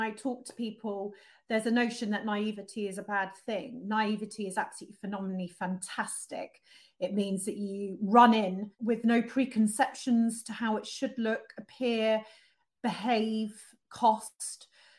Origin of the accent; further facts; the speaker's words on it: Amsterdam, North Holland, Netherlands; And certainly, obviously, growing up in Amsterdam is an interesting experience. I spoke Dutch. I would ride my bike everywhere, you know, obviously skating on the canals.